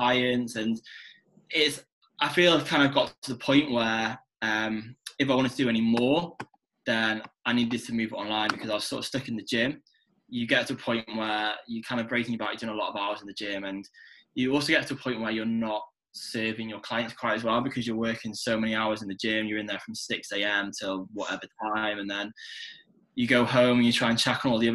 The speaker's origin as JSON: {"language": "English", "region": "North Wales", "country": "United Kingdom", "tie": "born or raised there", "moved": "as an adult", "lives_now": "Manchester, United Kingdom", "said": "I am Welsh, born and bred"}